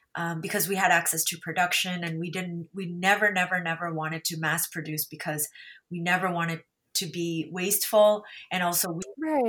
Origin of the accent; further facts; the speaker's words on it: Canada; because my sisters and I grew up here in Canada